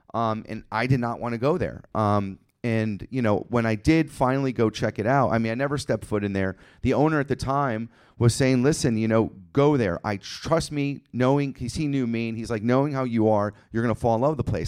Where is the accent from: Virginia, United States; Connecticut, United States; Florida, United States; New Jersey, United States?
Connecticut, United States; I grew up in Connecticut. We grew up in Connecticut